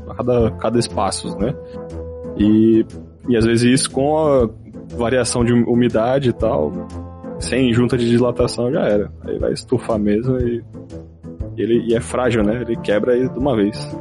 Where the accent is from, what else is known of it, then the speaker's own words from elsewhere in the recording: Osasco, São Paulo, Brazil; A minha, a minha casa, quando eu morava, quando eu era jovem, minha infância lá em Osasco